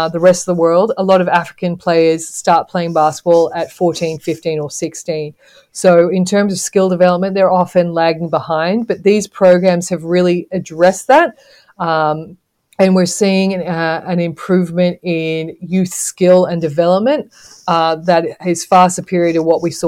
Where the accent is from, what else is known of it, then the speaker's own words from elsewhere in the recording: Australia; moved away as an adult; also born or lived in Zambia; growing up in Australia as a female coach